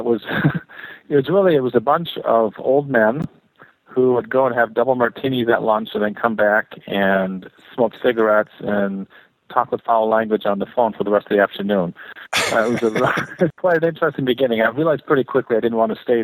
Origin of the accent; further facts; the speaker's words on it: Canada; moved away as an adult; now in Ann Arbor, United States; I was raised in Canada